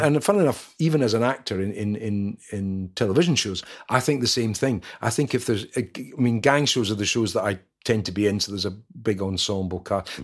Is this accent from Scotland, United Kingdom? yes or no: yes; Scotland, United Kingdom; being Scottish